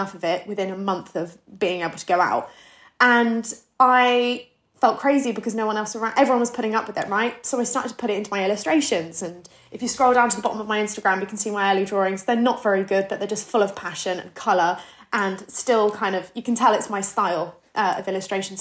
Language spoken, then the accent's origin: English; Plymouth, South West England, United Kingdom; moved away as an adult; now in London, United Kingdom; I grew up in Plymouth. So I'm 23 years old. I moved to London maybe 4 or 5 years ago.